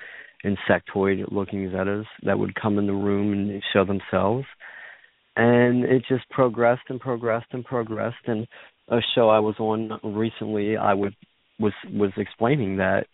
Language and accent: English; Philadelphia, Pennsylvania, United States; I grew up in Philadelphia, Pennsylvania